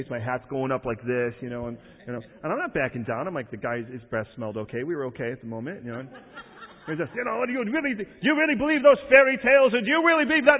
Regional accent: Chicago, Illinois, United States; I was raised in Chicago.

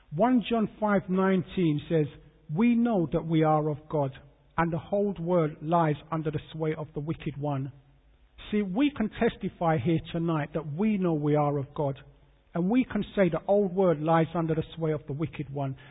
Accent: London, United Kingdom; I was born in London, born in St Thomas's Hospital, that's Westminster. I grew up in um, Peckham, SE15, South London

